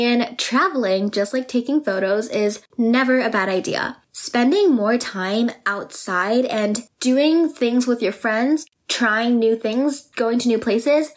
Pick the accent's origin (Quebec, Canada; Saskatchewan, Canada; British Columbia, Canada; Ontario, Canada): British Columbia, Canada; Vancouver; I am from Vancouver